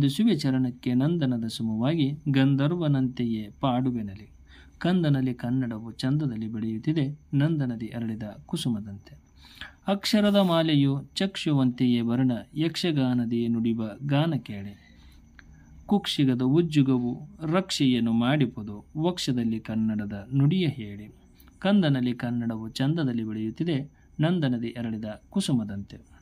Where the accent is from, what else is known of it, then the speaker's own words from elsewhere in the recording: Ilkal, Karnataka, India; ಬಾಗಲಕೋಟೆ ಜಿಲ್ಲೆ ಇಳಕಲ್ ನಮ್ಮ ಊರು